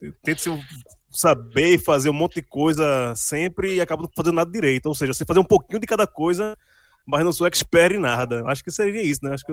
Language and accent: Portuguese; Candeias, Pernambuco, Brazil; also born or lived in Guarulhos; Fui morar em Candeias com três meses de idade. Ou seja, todo mundo acha que eu realmente sou pernambucano, nascido em Candeias, mas por um erro de tempo e espaço, acabei nascendo em Guarulhos